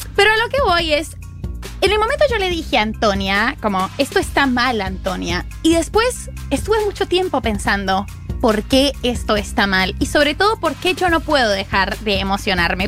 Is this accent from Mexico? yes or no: no; Colombia; yo soy colombiana